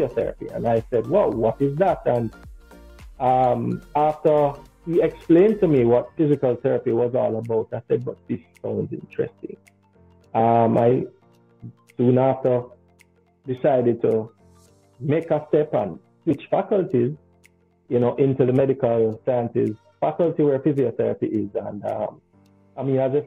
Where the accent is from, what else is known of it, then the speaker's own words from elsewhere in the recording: Kingston, Jamaica; I was born and raised here in Kingston, Jamaica.